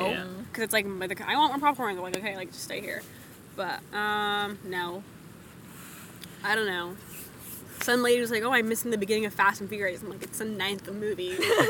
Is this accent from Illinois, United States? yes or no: no; Castro Valley, California, United States; we're like Castro Valley.